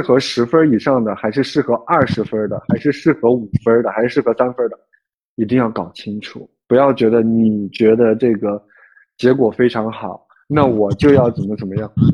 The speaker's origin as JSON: {"language": "Chinese", "region": "Henan", "country": "China", "tie": "born or raised there", "moved": "yes", "said": "河南那边，反正我们老家那边的人"}